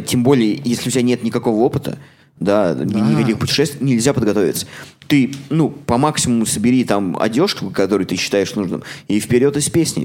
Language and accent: Russian; Samara, Samara Oblast, Russia; now in Toronto, Canada; В моем родном городе